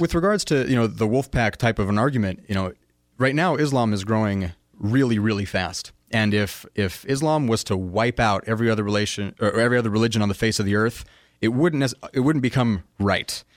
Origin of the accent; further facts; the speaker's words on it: United States; as a American in the twenty-first century